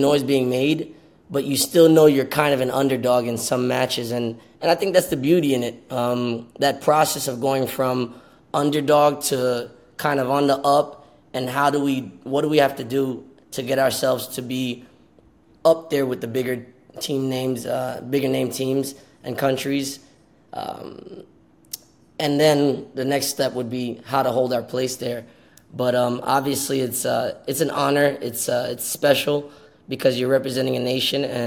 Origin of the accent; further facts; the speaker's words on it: Miami, Florida, United States; moved away; also born or lived in New York / Philadelphia / Dallas; I'm born in New York, raised Miami, never lived in Haiti